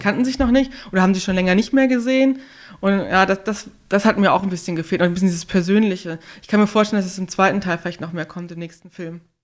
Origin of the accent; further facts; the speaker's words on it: Northern Hesse, Germany; ich komme aus Nordhessen, da sagt man immer 100%.